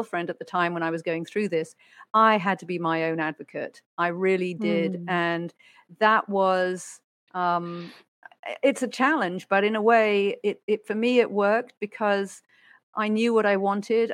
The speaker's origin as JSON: {"language": "English", "country": "United Kingdom", "said": "I'm a Brit"}